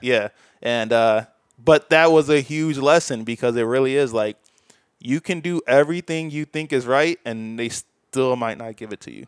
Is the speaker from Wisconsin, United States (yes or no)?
no; Bolingbrook, Illinois, United States; moved away; from the suburbs, so people in Chicago get mad at me if I said Chicago.